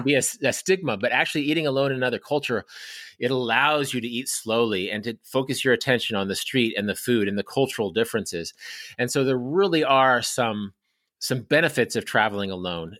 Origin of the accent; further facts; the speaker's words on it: Kansas, United States; my home state of Kansas